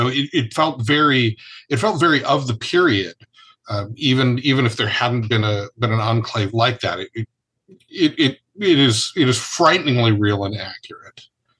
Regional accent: Illinois, United States; I'm from Illinois

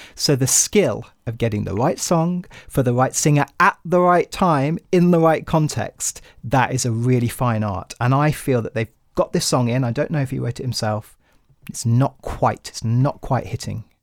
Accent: United Kingdom; my home country

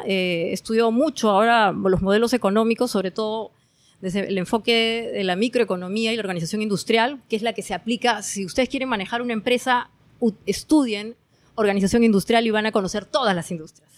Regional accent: Peru; moved away as an adult; now in Norway; como peruano

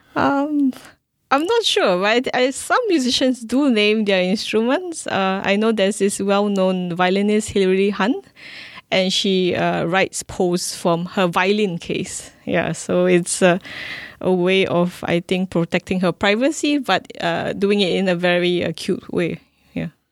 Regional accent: Singapore; I'm a Singaporean classical musician

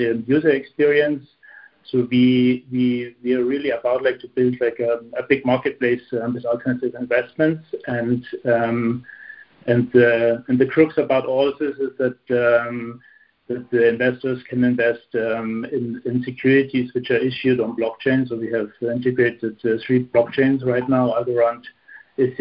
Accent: Munich, Bavaria, Germany; moved away as an adult; now in Luxembourg; Originally, I'm from Munich. That's south of Germany. It's in Bavaria

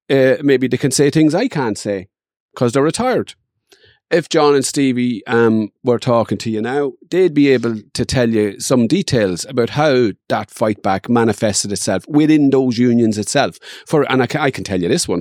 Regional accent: Dundalk, Leinster, Ireland; I grew up in Dundalk and there was always fights.

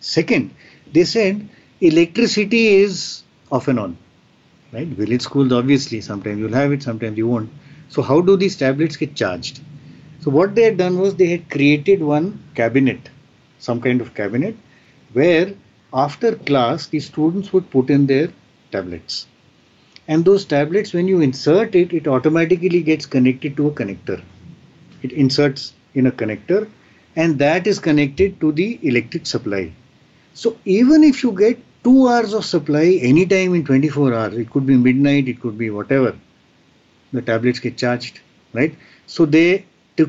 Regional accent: Shimla, Himachal Pradesh, India; I have set up one such tab lab in my hometown, which is Shimla

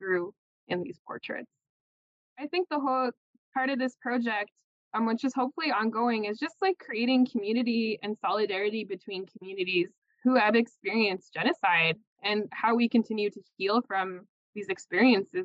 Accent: Alexander First Nation, Alberta, Canada; now in Edmonton, Canada; I'm from the Alexander First Nation here in Treaty 6 territory. But I live here in Edmonton

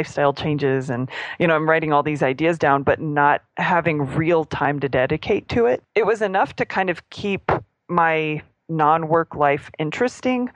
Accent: Springfield, Missouri, United States; moved away as an adult; now in Austin, United States; I was in my hometown with my family

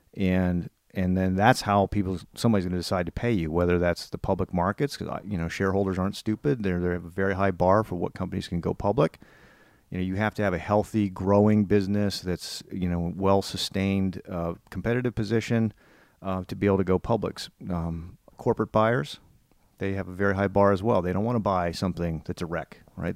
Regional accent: Northern Virginia, United States; growing up in Northern Virginia

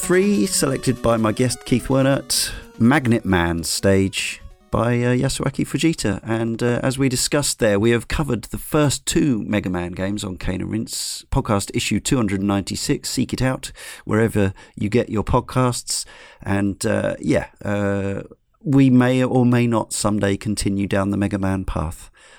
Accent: Canada; Being a Canadian, I am well versed in dealing with the cold, darkness and isolation that a winter can bring.

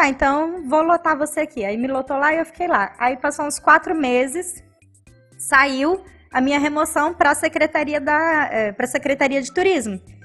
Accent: Cuiabá, Mato Grosso, Brazil; Nasci em Cuiabá

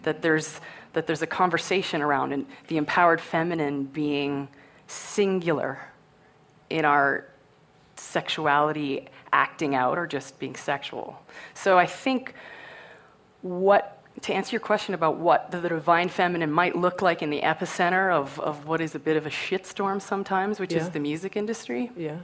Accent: Canada; I'm Canadian

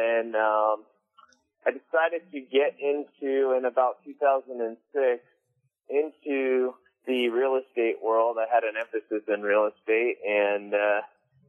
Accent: Simi Valley, California, United States; now in San Diego, United States; I'm from Simi Valley, which is in the Ventura County area, not too far from San Diego

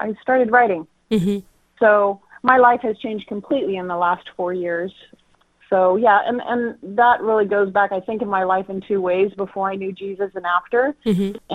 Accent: Castro Valley, California, United States; also born or lived in Kona, Hawaii; now in Modesto, United States; I'm from the Bay Area originally, born and raised in Castro Valley, California.

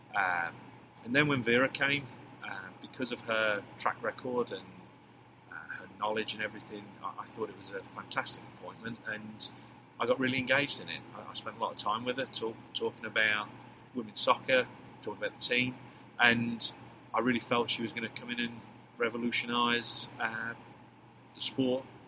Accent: England, United Kingdom; accent: English; moved away as an adult; now in Texas, United States; class myself as, as an American coach with a with an English accent

